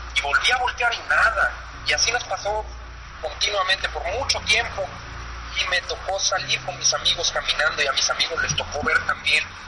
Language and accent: Spanish; Tijuana, Baja California, Mexico; now in San Diego, United States; soy de Tijuana y vivo en San Diego